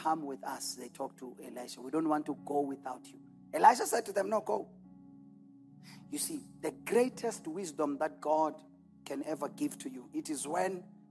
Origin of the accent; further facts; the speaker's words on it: Delmas, Mpumalanga, South Africa; I was born in Delmas. I lived and grew up 813 Vilakazi Street